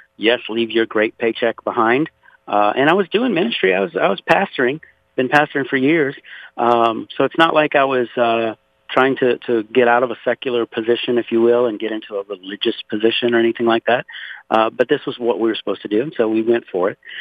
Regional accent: Louisiana, United States; now in Conroe, Texas, United States; I was born and raised in Louisiana, actually 60 miles south of New Orleans, in a place called Point Hash

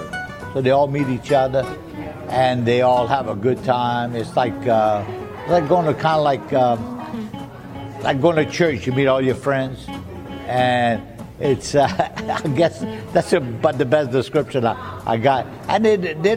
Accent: the Bayou, South Louisiana, United States; first language French; English is a second language; I'm from the Bayou. I've been here at Galatoire since 1967.

